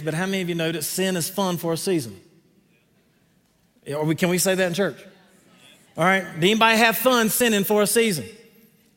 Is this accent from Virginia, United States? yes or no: no; Greenville, North Carolina, United States; accent: southern; that's Greenville, North Carolina, not South Carolina